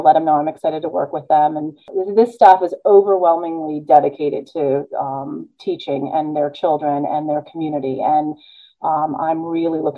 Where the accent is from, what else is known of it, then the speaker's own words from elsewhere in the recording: California, United States; moved away; I was born in California